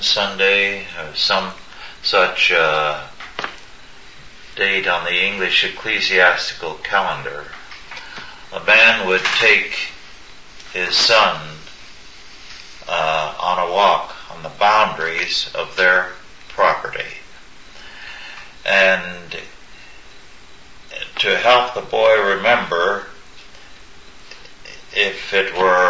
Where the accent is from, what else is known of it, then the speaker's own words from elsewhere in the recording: California, United States; we were educated at different ends of the country. You on the East Coast and I on California